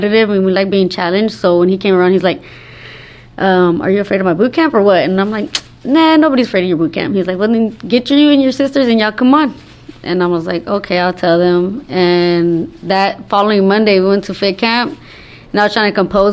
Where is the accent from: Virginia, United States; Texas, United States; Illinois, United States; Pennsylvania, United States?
Texas, United States; Dallas; I was born and raised here in Dallas, Texas.